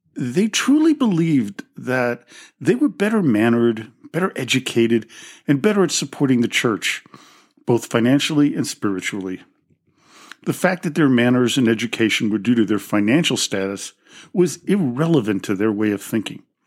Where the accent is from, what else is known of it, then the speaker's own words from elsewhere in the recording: New York City, New York, United States; growing up in the Russian Orthodox community in New York City